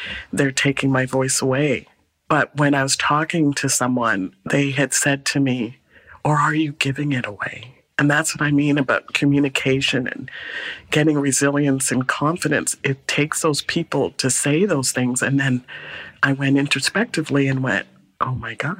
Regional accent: Guyana; also born or lived in Calgary, Canada; now in Vancouver, Canada; I was born in Guyana

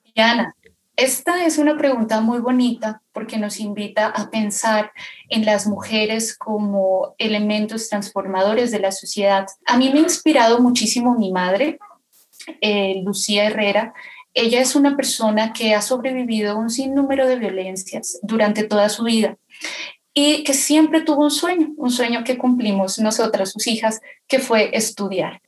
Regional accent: Pasto, Nariño, Colombia; soy de la ciudad de Pasto, Nariño, Colombia

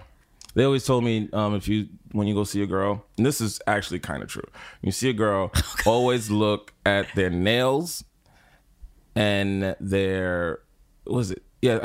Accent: New York City, New York, United States; I'm from Lower East Side.

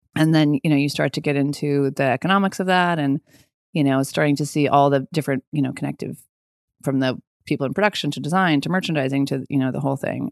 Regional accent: Colorado, United States; also born or lived in Boulder, Colorado / Lakewood, Colorado / Longmont, Colorado; I was born in Boulder, Colorado.

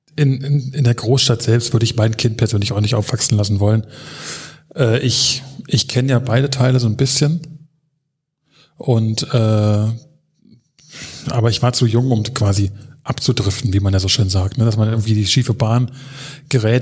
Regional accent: Berlin, Germany; Ich bin hier in Lichtenberg geboren und äh, bin mit drei Jahren sind wir ein bisschen an den Stadtrand gezogen, nach Hellersdorf

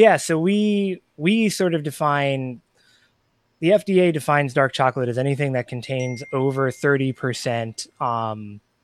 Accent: Annapolis, Maryland, United States; also born or lived in upstate New York / Washington, D.C.; I grew up in Annapolis, Maryland.

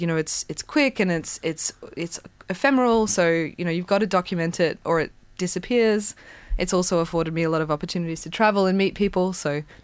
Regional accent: Brisbane, Queensland, Australia; growing up in Brisbane

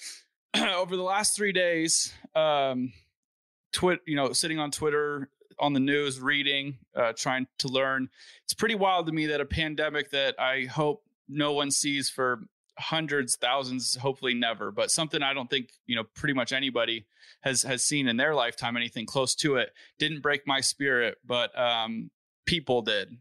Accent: Valencia, California, United States; I grew up in Valencia, which is a pretty nice town

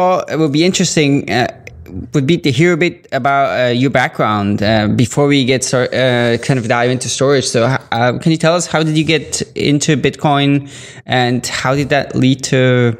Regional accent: Ukraine; And I'm … from Ukraine.

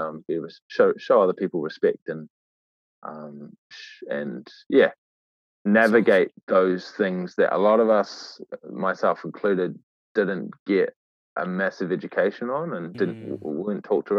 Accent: Great Barrier Island, Auckland, New Zealand; also born or lived in Waitakere, Auckland; I grew up in Aotea, Great Barrier Island. I was actually born in Waitakere, Auckland, Tamaki Makaurau.

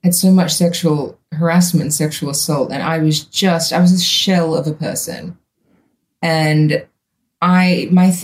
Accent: Australia; also born or lived in United States; when I moved home from the States

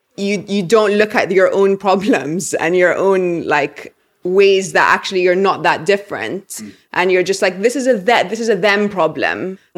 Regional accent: Egypt; remember I was living in London at the time and they were in America, I believe. And I said like, oh, I'm from Egypt.

